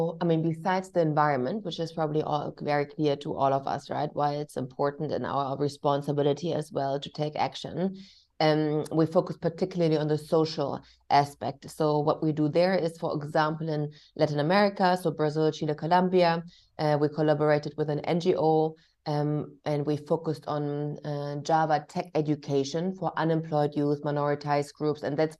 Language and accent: English; Germany; English is a second language; And about myself, I was born and raised in Germany. However, I'm mixed race. My father was Indonesian Chinese.